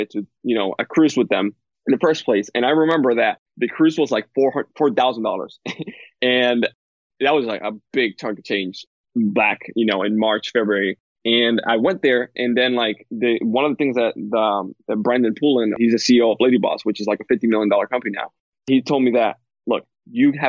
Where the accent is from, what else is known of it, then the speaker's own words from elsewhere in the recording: Dominican Republic; moved away as an adult; I come from Dominican Republic. That's where I grew up.